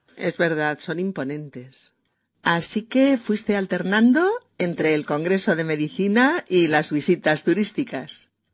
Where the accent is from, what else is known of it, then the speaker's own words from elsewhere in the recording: Spain; sus experiencias en mi país